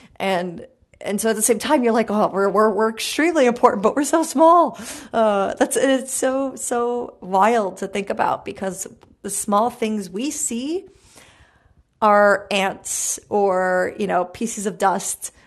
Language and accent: English; New York City, New York, United States; I'm from Brooklyn